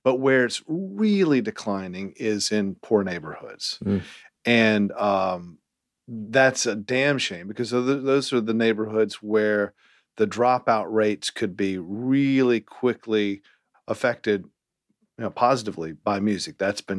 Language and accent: English; Salem, North Carolina, United States; also born or lived in Greensboro; Greensboro. Was in Salem, actually. I was born in Greensboro, and then we moved when I was 4.